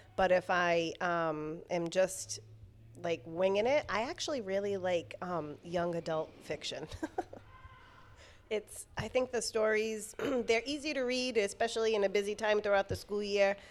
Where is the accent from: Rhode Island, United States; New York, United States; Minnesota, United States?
Rhode Island, United States; Providence; also born or lived in Warwick, Rhode Island; I pretty much grew up in Providence